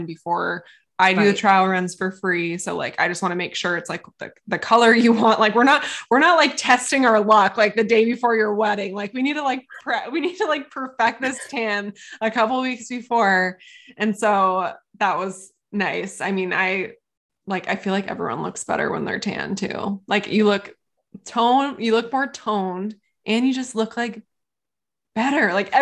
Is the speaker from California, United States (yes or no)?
yes; California, United States; now in Arizona, United States; I'm such a Californian